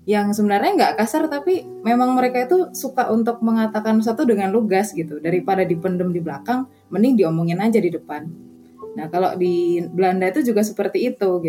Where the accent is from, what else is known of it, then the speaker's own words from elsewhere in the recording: Surabaya, East Java, Indonesia; accent: medok, Surabaya; moved away as an adult; now in Wageningen, Netherlands; Saya asalnya dari Indonesia, oh ya yeah, of course. Saya suku Jawa, but mostly lama di Surabaya. Jadi kalau dengar suaranya medok terus cepet mungkin ya itu khas-khas banget lah ya suara orang Surabaya.